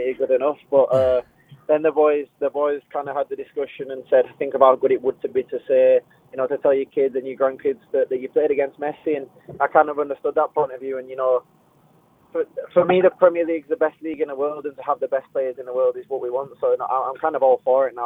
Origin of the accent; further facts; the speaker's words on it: Scotland, United Kingdom; how passionate I am for Scotland and to be Scottish. And you know, if you met anyone in my family, you'd know that I didn't really have any choice about being Scottish.